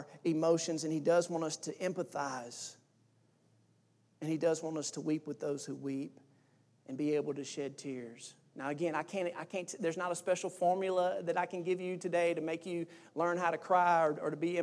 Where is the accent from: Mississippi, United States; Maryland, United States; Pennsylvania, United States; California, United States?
Mississippi, United States; I'm from Mississippi